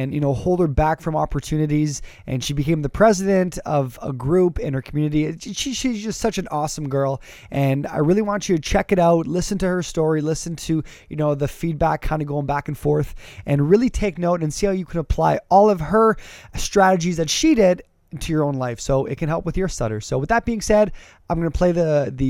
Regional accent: Canada; I'm a Canadian

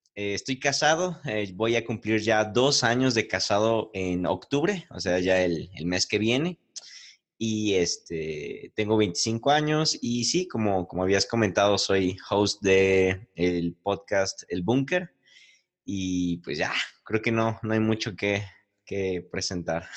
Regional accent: Puebla, Mexico

